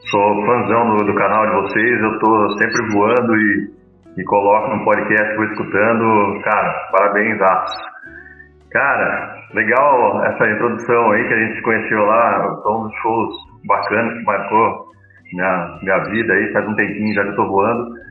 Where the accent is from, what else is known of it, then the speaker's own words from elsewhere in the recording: Assis, São Paulo, Brazil; nós somos de Assis